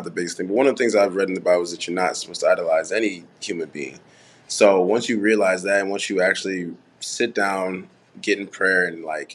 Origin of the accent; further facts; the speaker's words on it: Farmington Hills, Michigan, United States; also born or lived in Haiti; I'm originally from Haiti, but we grew up in Michigan, Farmington Hills, Detroit area